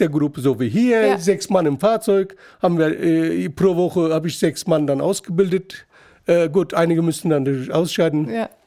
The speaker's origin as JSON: {"language": "German", "region": "Gaziantep", "country": "Turkey", "lives_now": "Frankfurt, Germany", "said": "Ja, also ich, ich liebe meine Heimatstadt."}